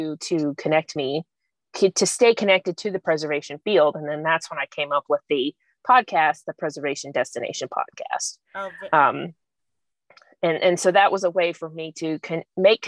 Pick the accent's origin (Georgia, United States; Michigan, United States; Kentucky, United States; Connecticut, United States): Georgia, United States; Kennesaw; moved away as an adult; also born or lived in New Orleans, Louisiana; now in Mobile, United States; I grew up in Georgia, in Kennesaw, which is about 20 miles north of Atlanta